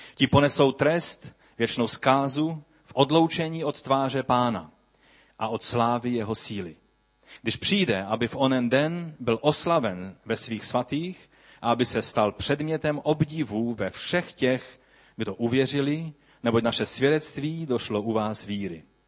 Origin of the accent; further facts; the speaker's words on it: Czechia; abychom žili jako slušní občané naši, naší země